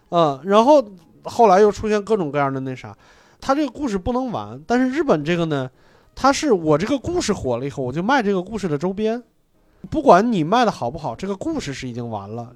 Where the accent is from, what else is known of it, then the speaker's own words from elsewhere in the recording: Hebei, China; 我河北人